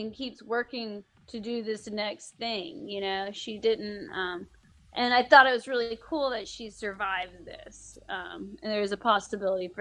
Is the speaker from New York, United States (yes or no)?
no; Athens, Georgia, United States; I'm from Athens, Georgia, which is kind of like a little indie music hub